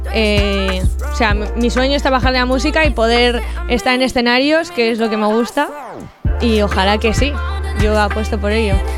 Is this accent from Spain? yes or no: yes; San Vicente de la Sonsierra, La Rioja, Spain; a los de mi pueblo nos llaman Macanes